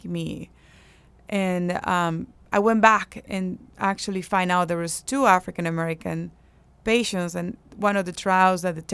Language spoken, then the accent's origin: English; Andes, Venezuela; moved away as an adult; also born or lived in Seattle; now in United States; I'm from the Andes, which is the highest part of Venezuela